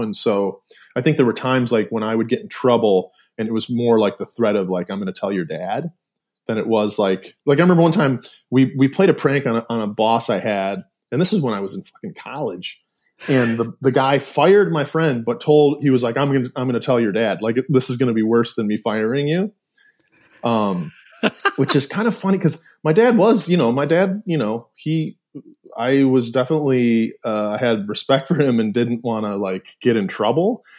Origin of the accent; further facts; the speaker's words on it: Milford, Michigan, United States; moved away as an adult; also born or lived in Ypsilanti, Michigan; I was born in Ypsilanti, but, but born and, uh, like, raised or lived in Milford my whole life, uh, until I left, you know, to go to college